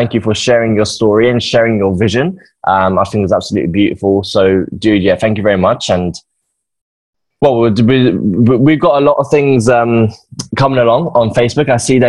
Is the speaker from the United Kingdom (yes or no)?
yes; England, United Kingdom; now in Australia; When I came from England and I went over to Australia, I was like, this is the happiest place on earth.